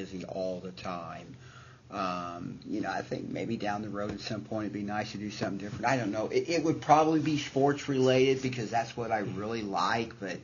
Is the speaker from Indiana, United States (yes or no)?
yes; Southern Indiana, United States; I'm a huge Cincinnati Reds fan because I grew up in Southern Indiana